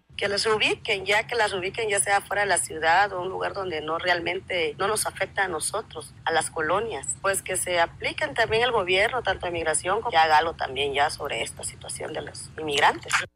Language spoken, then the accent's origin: Spanish; Mexico; nosotros como mexicanos